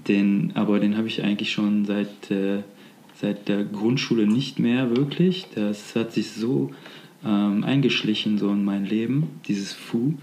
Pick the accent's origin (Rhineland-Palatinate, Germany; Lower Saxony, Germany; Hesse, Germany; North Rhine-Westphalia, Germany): North Rhine-Westphalia, Germany; near Gummersbach; now in Cologne, Germany; wo ich aufgewachsen bin sozusagen. Also, ähm, in der Nähe von Gummersbach